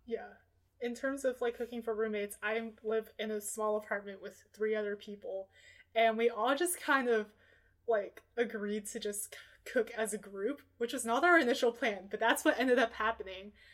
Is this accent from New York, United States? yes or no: no; Portland, Oregon, United States; I'm from Portland, Oregon, so I spent every single Tuesday of my elementary school time looking forward to reading Food Day from the Oregonian